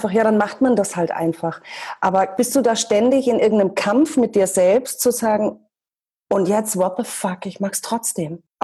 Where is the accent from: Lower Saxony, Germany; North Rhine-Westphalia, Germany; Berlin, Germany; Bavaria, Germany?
Bavaria, Germany; Schweinfurt; … aus meiner Heimatstadt Schweinfurt.